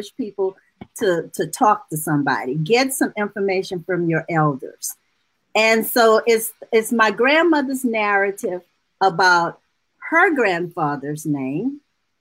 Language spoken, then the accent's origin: English; New Orleans, Louisiana, United States; I'm a native of New Orleans. And so you could imagine growing up in New Orleans